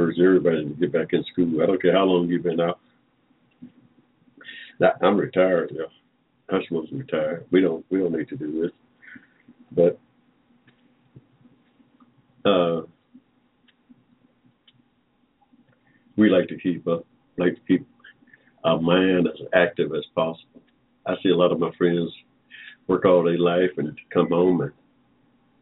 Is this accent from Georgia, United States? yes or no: yes; Georgia, United States; I was born here in Georgia